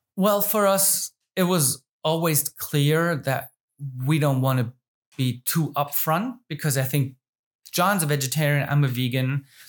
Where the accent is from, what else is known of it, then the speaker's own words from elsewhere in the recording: Germany; I live and born and raised in the Rhein Neckar area